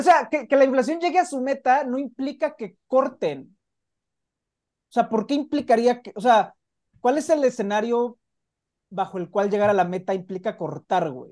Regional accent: Mexico; como buen mexicano

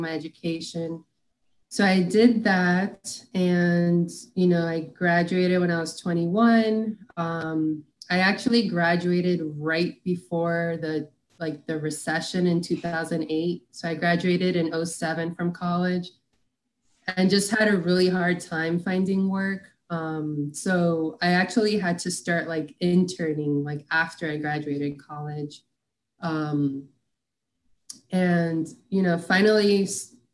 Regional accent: Miami, Florida, United States; I'm originally from Miami, Florida. Pretty much spent most of my life there. You know, did school there, went to college there

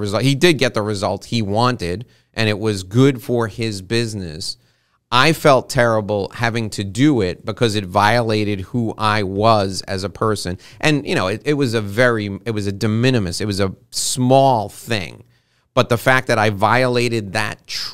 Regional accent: New York City, New York, United States; I was born and raised around New York City

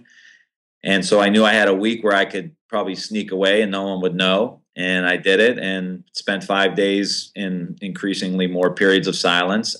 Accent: Ohio, United States; I'm from Ohio, which is a very busy political state

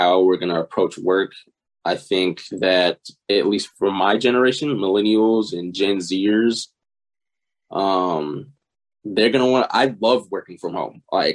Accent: Houston, Texas, United States; I was born and raised in Houston, Texas

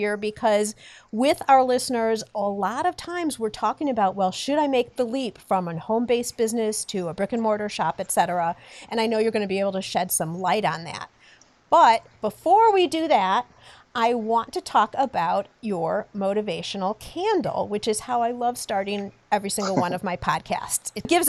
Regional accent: Highland Park, Illinois, United States; Highland Park, which is my hometown as well.

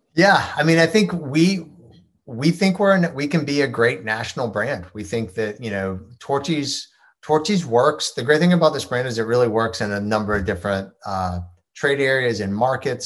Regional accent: Georgia, United States; I grew up in Georgia

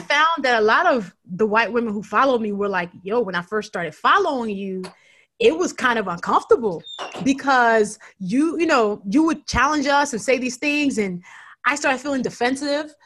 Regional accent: Nigeria; the Nigerian who wants to be a writer

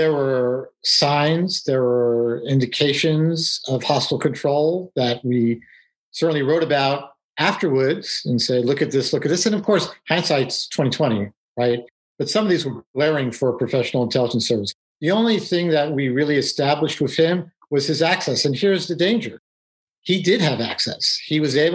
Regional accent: New York City, New York, United States; moved away; I grew up in New York City

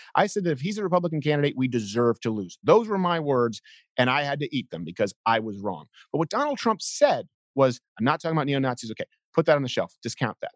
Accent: Montreal, Quebec, Canada; moved away; I was raised in the South Shore of Montreal

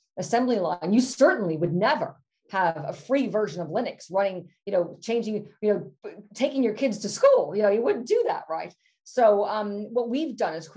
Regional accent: United States; moved away as an adult; now in United Kingdom; I'm both British and an American passport holder still

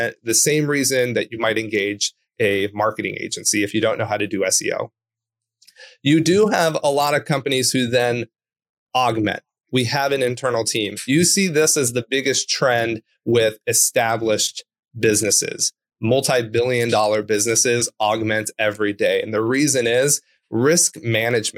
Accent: Orange County, California, United States; I grew up in Orange County, California.

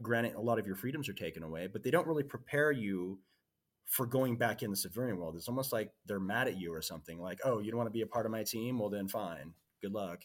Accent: Seattle, Washington, United States; I was born in Seattle, Washington

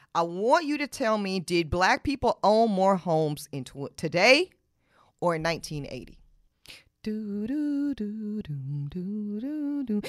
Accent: Charlotte, North Carolina, United States; In Charlotte, my hometown

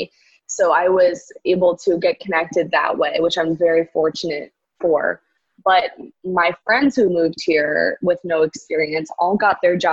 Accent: Boca Raton, Florida, United States; now in New York City, United States; I'm from South Florida originally. I'm from Boca Raton, which is in between West Palm Beach and Fort Lauderdale.

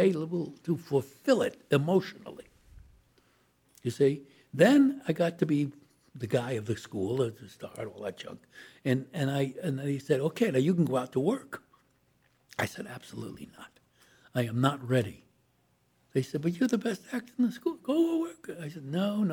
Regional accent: New York City, New York, United States; I was born in Brooklyn

